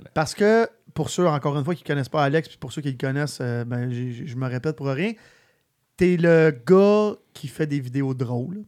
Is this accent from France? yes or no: no; Sainte-Martine, Quebec, Canada; je venais de Sainte-Martine